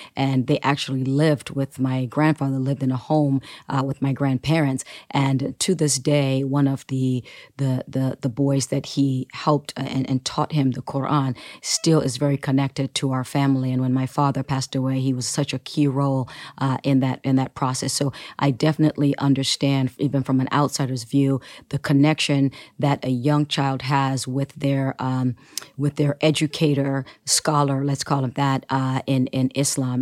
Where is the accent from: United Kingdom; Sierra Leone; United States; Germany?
Sierra Leone; my native land, Sierra Leone